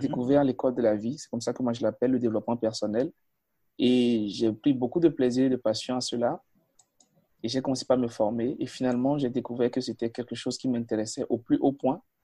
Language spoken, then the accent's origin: French; Natitingou, Atakora, Benin; Je suis né, je suis né à Natitengu, à 600 km de mhm. Cotonou, à pratiquement 650 km de la capitale du Bénin, qui est Porto Novo